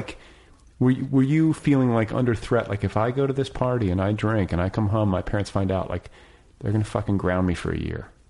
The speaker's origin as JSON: {"language": "English", "region": "Midwest", "country": "United States", "tie": "born or raised there", "said": "I was raised in the Midwest."}